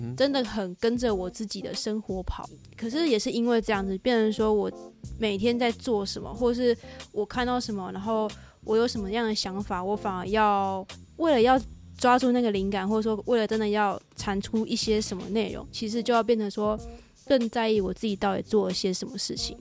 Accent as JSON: {"language": "Chinese", "region": "Kaohsiung", "country": "Taiwan", "moved": "yes", "lives_now": "Taipei, Taiwan", "said": "现在住这附近，但是我本身我是哦。我是高雄人"}